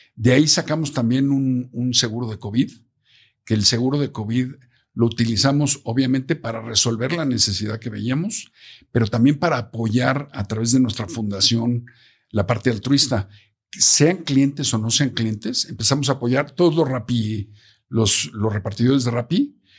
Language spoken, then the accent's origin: Spanish; Mexico; como mexicanos